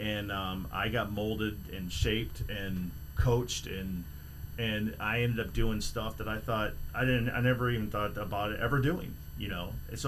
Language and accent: English; Lake County, Illinois, United States; I'm from Lake County, Illinois.